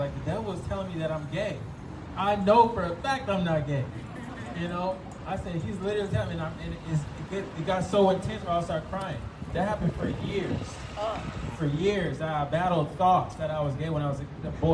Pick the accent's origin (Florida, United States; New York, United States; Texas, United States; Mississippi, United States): Florida, United States; I grew up in Florida for a lot of my life